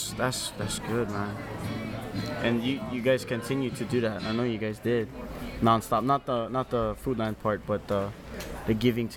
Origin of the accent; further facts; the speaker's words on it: Lahaina, Hawaii, United States; I'm from Lahaina, he from Lahaina. We born and raised West Side.